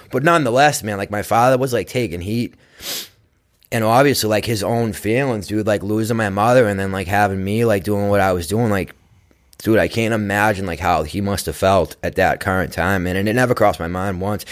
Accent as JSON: {"language": "English", "town": "Braintree", "region": "Massachusetts", "country": "United States", "tie": "born or raised there", "said": "I grew up in Braintree"}